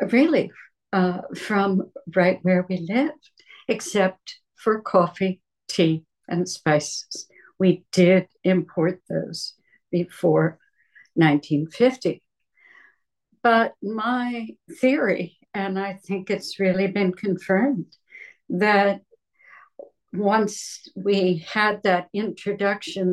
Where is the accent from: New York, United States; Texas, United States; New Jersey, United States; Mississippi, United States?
New Jersey, United States; moved away; also born or lived in Berkeley, California; I was born in New Jersey and I grew up in that backyard garden